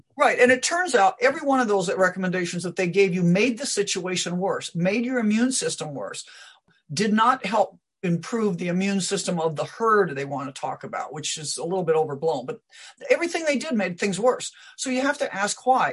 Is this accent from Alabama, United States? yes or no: no; Omaha, Nebraska, United States; also born or lived in Iowa; I, I grew up around Omaha, Nebraska